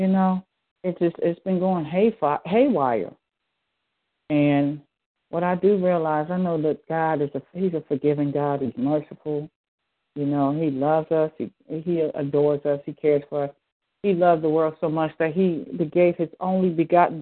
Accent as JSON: {"language": "English", "town": "Philadelphia", "region": "Pennsylvania", "country": "United States", "tie": "born or raised there", "said": "at the age of 9 when I was growing up in Philadelphia."}